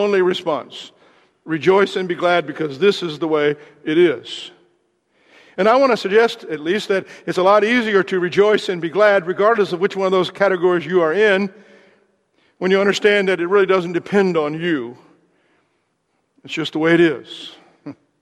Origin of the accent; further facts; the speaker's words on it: Southern Indiana, United States; I'm from Southern Indiana